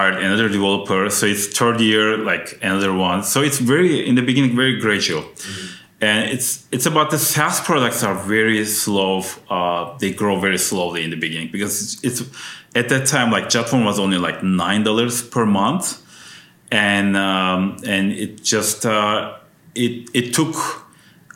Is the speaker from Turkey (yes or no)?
yes; Turkey; also born or lived in Ankara, Turkey; now in United States; my home country, which is Turkey. So I went back to Ankara